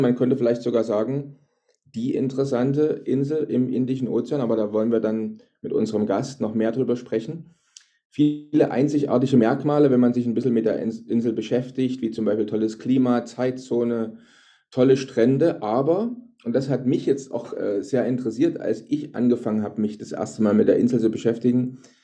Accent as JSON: {"language": "German", "country": "Germany", "moved": "as an adult", "said": "bei uns in Deutschland, ich wohne ja auch schon seit 14 Jahren nicht mehr in Deutschland, aber ich sage mal in Deutschland, in unserer früheren Heimat"}